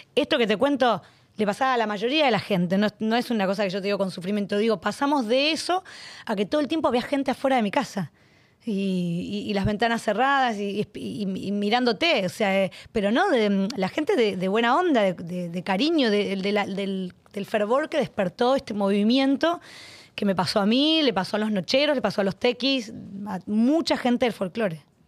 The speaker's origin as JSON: {"language": "Spanish", "town": "Arequito", "region": "Santa Fe", "country": "Argentina", "tie": "born or raised there", "said": "Dos mil personas me esperaban en mi pueblo"}